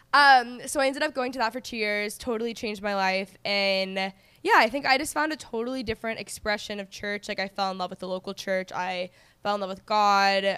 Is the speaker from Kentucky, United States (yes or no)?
no; Texas, United States; moved away as an adult; also born or lived in Los Angeles, United States; I grew up in Texas